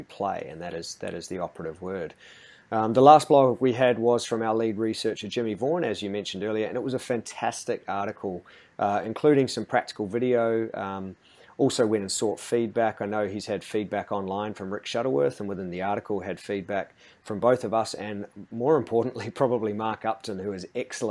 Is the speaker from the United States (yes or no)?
no; New Zealand; also born or lived in England; now in Australia; as a Kiwi